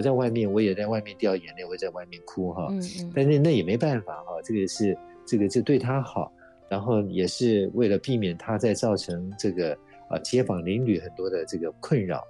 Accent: Taiwan; 因为我们台湾人很有爱心啊

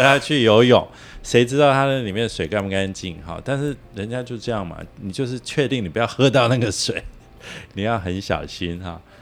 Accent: Taiwan; 我们台湾人

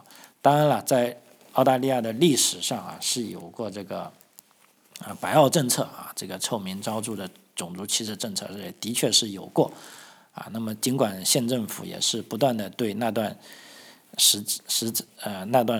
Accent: China; now in Australia; 如果我们从这个中国大陆来的朋友都会知道啊，这个人民日报的社论啊，新华社的社论啊

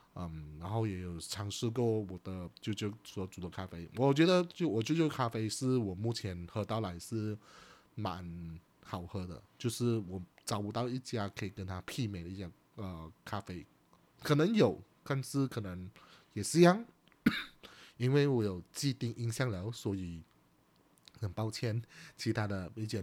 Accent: Chaah, Johor, Malaysia; 我的家乡，它就叫做山河港

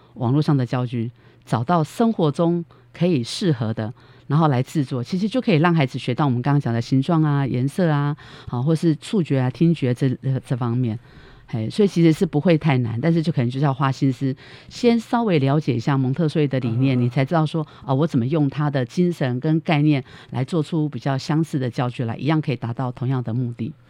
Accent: Taipei, Taiwan; moved away as an adult; also born or lived in Hualien; 我家是台，我是台北人嘛是，我就在台北

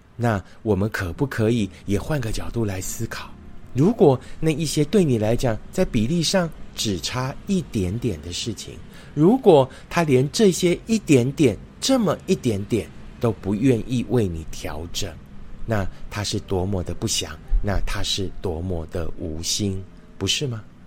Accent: Fengyuan, Taichung, Taiwan; moved away; 今天录影的场景是在我的老家丰原哦， 那所以环境比较克难， 那因为家里面是住在一个五条通哦， 就是五条大马路交接的地方

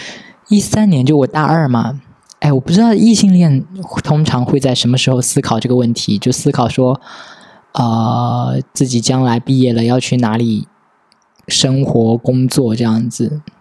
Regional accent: Pingtan, Fujian, China; 我其实最长的初中之前最长生活的地方是在平潭，就是我老家。然后我爸妈和我外婆的房子也都在乡下嘛

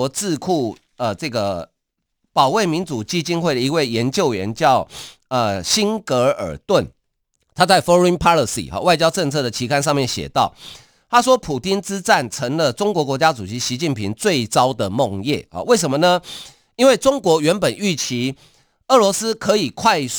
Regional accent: Taiwan; 一个人，我们台湾人哈，那个人他不具名，他匿名。也就是说，我们台湾一个人捐的钱比你中国全国还多诶。

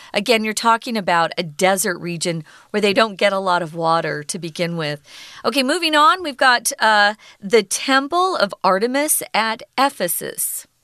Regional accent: Arizona, United States; we have an irrigation canal by the home where I was raised in Arizona

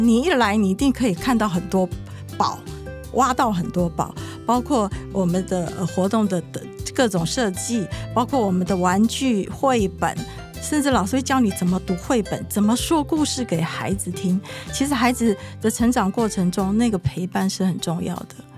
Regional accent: Nantou County, Taiwan; moved away as an adult; also born or lived in Yilan / Taichung; now in Changhua, Taiwan; 我是在宜兰出生，南投长大

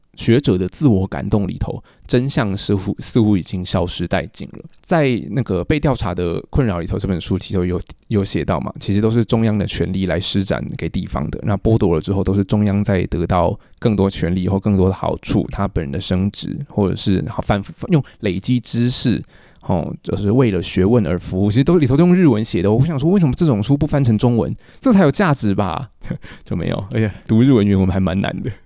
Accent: Taiwan; moved away as an adult; now in Kyoto, Japan; 客观上我拿中华民国籍，那从小在台湾长大受教育，吃这里的东西，还有也浸泡在这里的日常文化

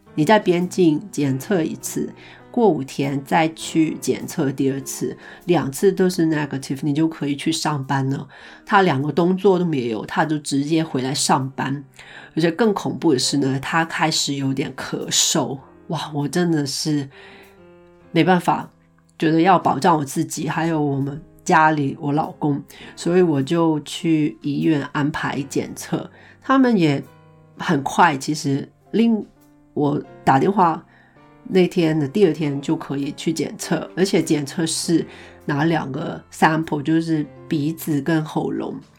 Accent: Hong Kong; moved away as an adult; now in Iceland; 因为我是香港人嘛， 零三年的时候呢，我们经历过SARS

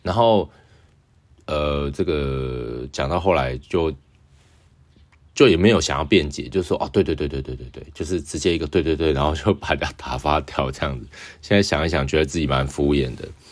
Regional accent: Taiwan; 我是台湾人啊

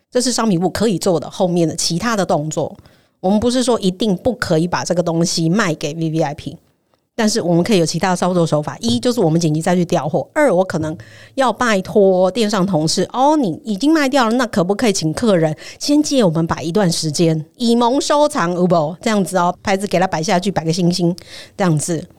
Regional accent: Taiwan; 我们台湾人

